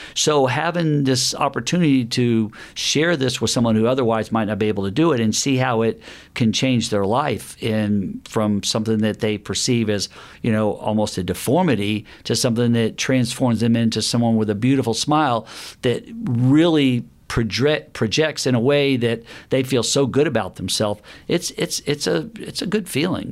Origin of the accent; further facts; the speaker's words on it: the South, United States; I grew up in the South